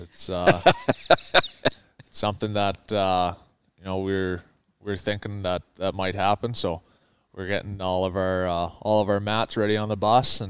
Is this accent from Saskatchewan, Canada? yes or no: no; Calgary, Alberta, Canada; Growing up in Calgary, it's your only dream that you have as a young hockey player to make it to the NHL.